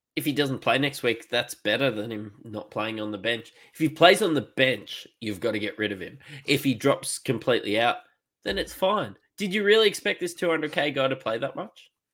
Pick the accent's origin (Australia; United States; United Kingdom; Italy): Australia; Queensland; I'm a Queenslander